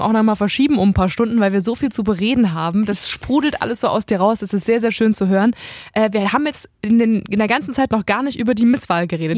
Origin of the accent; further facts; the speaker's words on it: Halle, Saxony-Anhalt, Germany; Ich bin ja gebürtige Hallenserin.